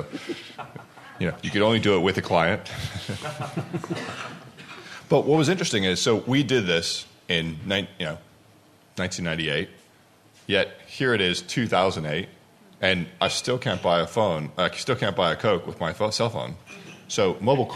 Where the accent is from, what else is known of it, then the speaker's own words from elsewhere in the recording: United States; as an American and sitting in a country that has 5 different mobile standards